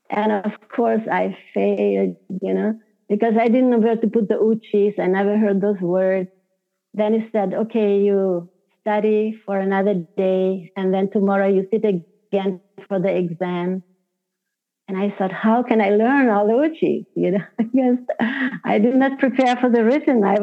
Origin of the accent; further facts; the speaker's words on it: Hungary; first language Hungarian; English is a second language; because my language is Hungarian, my mother tongue.